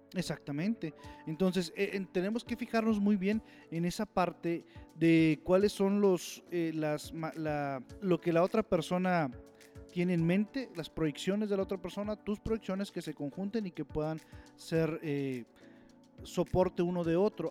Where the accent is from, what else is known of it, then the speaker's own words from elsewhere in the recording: Saltillo, Coahuila, Mexico; yo soy de Saltillo, Coahuila